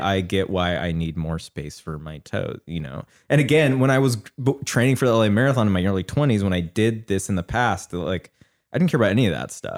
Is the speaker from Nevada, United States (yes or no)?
no; Seattle, Washington, United States; now in Los Angeles, United States; I grew up in Seattle